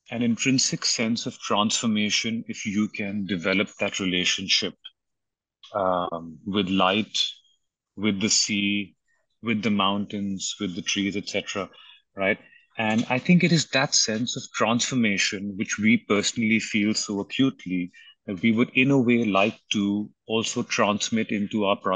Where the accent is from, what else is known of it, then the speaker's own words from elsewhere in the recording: Mumbai, Maharashtra, India; I grew up in Bombay.